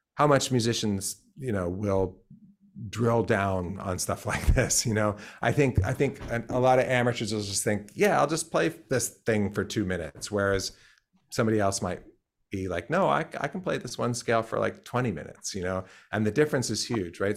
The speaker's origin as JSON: {"language": "English", "region": "Pennsylvania", "country": "United States", "tie": "born or raised there", "said": "I grew up in Pennsylvania"}